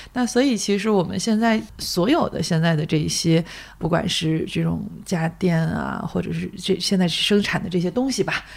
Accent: Weihai, Shandong, China; now in Beijing, China; 我老家是山东威海，那个就是嗯。特，全国第一个卫生城嘛

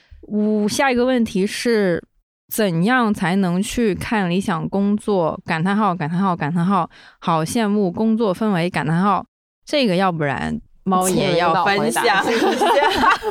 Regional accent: South China, China; accent: southern Chinese; 虽然他们还是能听出来我这个南方口音的

